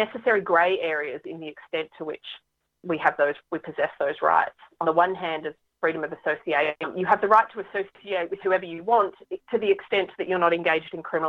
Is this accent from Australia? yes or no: yes; Australia; also born or lived in Bethlehem, Palestine; now in Melbourne, Australia; I am Australian by birth